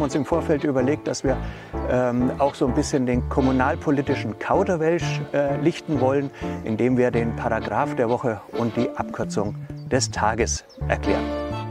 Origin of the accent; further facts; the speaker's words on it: Maintal, Hesse, Germany; Wir kommen beide aus Maintal-Dörnigheim